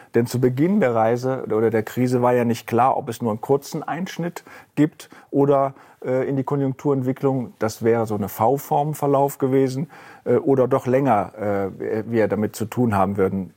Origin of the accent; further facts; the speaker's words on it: Rhineland, Germany; now in Frankfurt, Germany; als Rheinländer